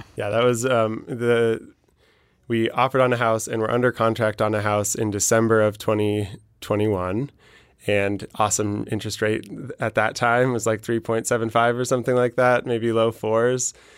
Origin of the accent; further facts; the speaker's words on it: Denver, Colorado, United States; I'm from Denver